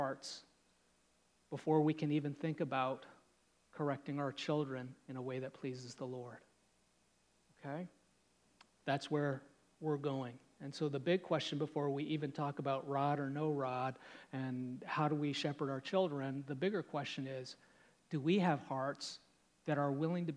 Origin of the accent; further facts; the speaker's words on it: Canada; I'm Canadian